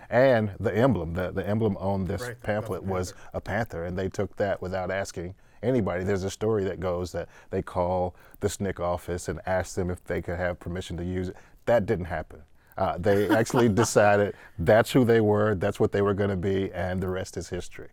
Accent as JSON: {"language": "English", "region": "Mississippi", "country": "United States", "tie": "born or raised there", "said": "I'm from Mississippi"}